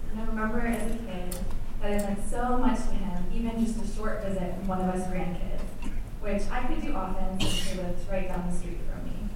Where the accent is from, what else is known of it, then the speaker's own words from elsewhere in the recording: Madison, Wisconsin, United States; Madison, which also happens to be my hometown. It was a typical Wisconsin winter evening